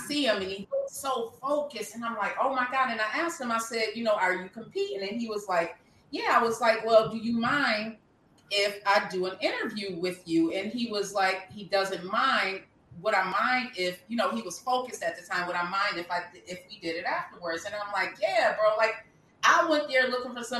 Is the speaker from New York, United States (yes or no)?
yes; Lackawanna, New York, United States; My hometown is Lackawanna, New York. Buffalo is my city, but Lackawanna is home